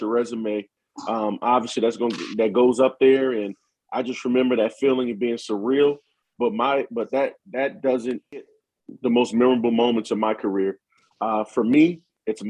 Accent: Louisiana, United States; now in Michigan, United States; being a Southerner, being from Louisiana

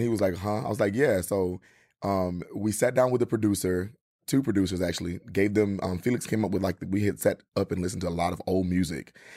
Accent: Mississippi, United States; moved away; I'm originally from Mississippi

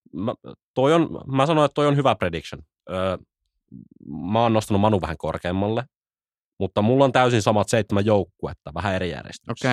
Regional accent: Jyväskylä, Central Finland, Finland; Jyväskylässä, Meitsin kotikulmilla.

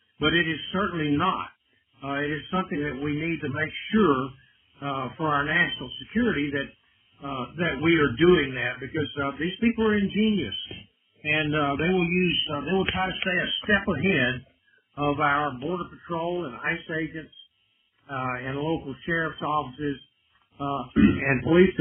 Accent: Texas, United States; I'm from Texas

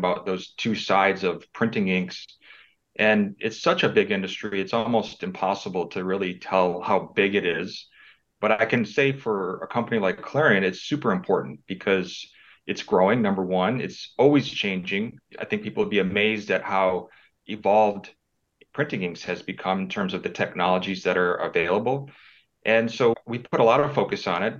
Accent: Michigan, United States; moved away as an adult; I grew up in Michigan and I went to Michigan State University.

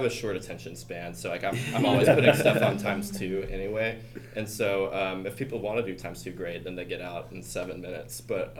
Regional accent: Dallas, Texas, United States; I'm just visiting you in Houston. I'm from the Dallas area.

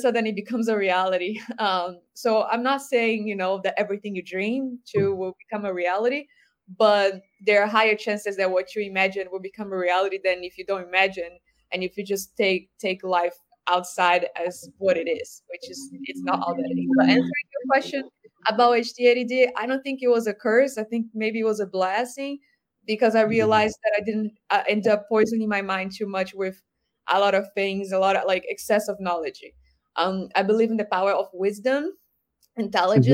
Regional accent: Brazil; moved away; I grew up in Brazil, I listened to a lot of Brazilian singers

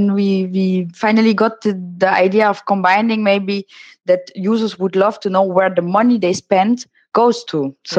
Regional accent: Netherlands; I'm from the Netherlands.

